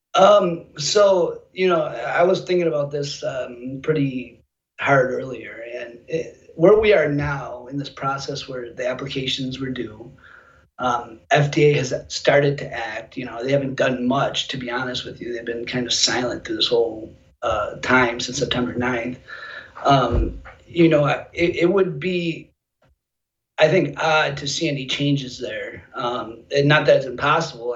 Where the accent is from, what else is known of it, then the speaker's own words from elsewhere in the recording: United States; I'm an American first